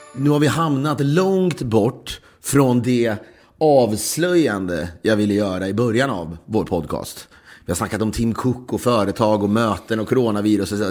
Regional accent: Sweden; now in United States; den har man liksom aldrig upplevt som svensk. Nu bor jag visserligen i USA

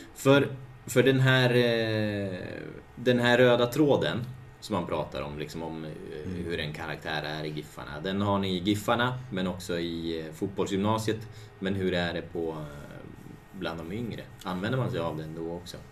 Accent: Hudiksvall, Gävleborg County, Sweden; jag kommer från Hudik

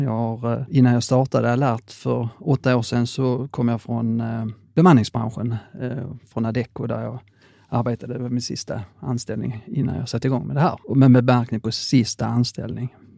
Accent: Skåne, Sweden; jag är skåning

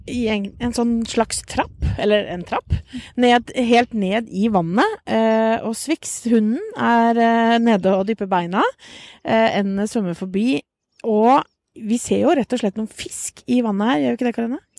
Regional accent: Porsgrunn, Telemark, Norway; moved away as an adult; also born or lived in Bø / Ås / Hadeland; now in Oslo, Norway; jeg er egentlig fra Porsgrunn.

